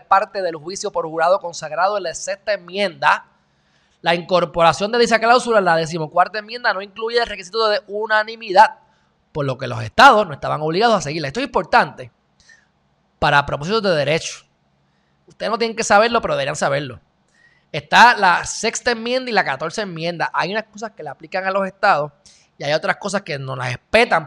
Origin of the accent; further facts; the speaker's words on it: Puerto Rico; los puertorriqueños somos unos indios